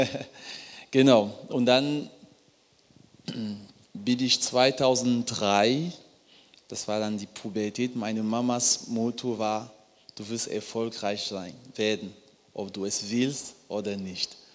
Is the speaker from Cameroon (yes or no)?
yes; Cameroon; Ich komme ursprünglich aus Kamerun, Baujahr 1988. Und in Kamerun ist es so, wenn ein Paar heiratet